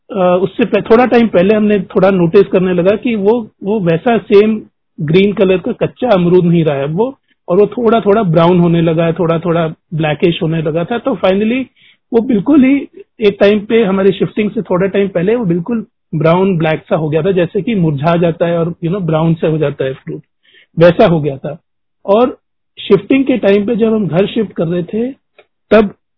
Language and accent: Hindi; Delhi, India; moved away; हम ओरिजिनली दिल्ली के रहने वाले हैं